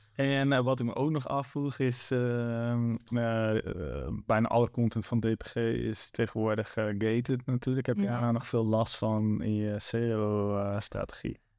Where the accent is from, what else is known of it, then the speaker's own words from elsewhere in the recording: Zwolle, Overijssel, Netherlands; ik kom zelf uit Zwolle